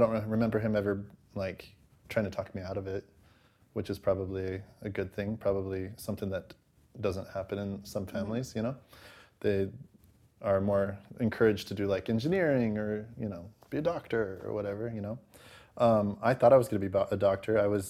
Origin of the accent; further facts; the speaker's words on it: Pleasant Grove, United States; also born or lived in Los Angeles; I'm actually from Pleasant Grove, but I lived in L.A. for all of my college years.